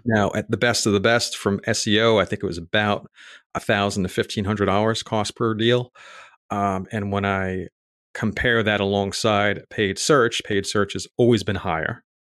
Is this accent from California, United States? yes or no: no; New York City, New York, United States; moved away as an adult; also born or lived in Raleigh, North Carolina; I grew up in Staten Island, New York